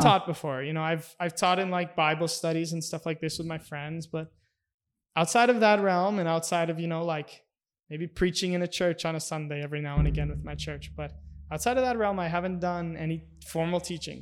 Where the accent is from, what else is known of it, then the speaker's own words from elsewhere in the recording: Minnesota, United States; moved away as an adult; also born or lived in Grand Forks, North Dakota; I'm from Minnesota, a small town in Minnesota with only three thousand people